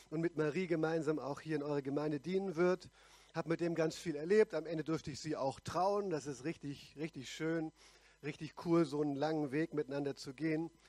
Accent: Pforzheim, Baden-Württemberg, Germany; Und selbst in meiner Heimatgemeinde in Pforzheim, wo ich herkomme, bin ich nur

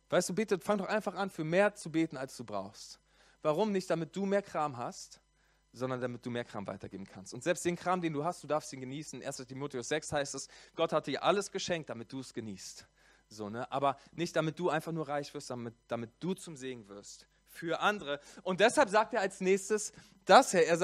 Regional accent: Berlin, Germany; So, ich komme aus Berlin, ich bin gebürtiger Berliner und in Hessen gibt es so eine Karnevalskultur.

